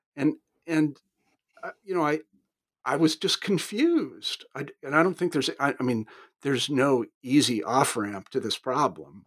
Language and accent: English; United States; being an American